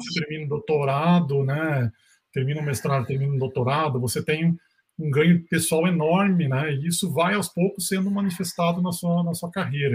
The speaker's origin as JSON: {"language": "Portuguese", "region": "Rio Grande do Sul", "country": "Brazil", "also_born_or_lived": "South Korea", "moved": "as an adult", "lives_now": "Minas Gerais, Brazil", "said": "eu sou gaúcho, né, estudei fora da, daqui de Minas"}